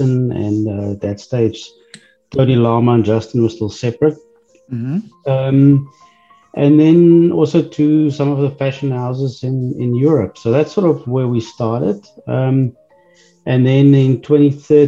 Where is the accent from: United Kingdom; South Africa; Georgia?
South Africa; moved away as an adult; now in Texas, United States; I'm originally from South Africa